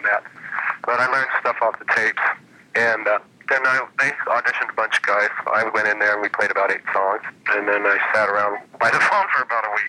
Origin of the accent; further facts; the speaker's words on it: Phoenix, Arizona, United States; I grew up in Phoenix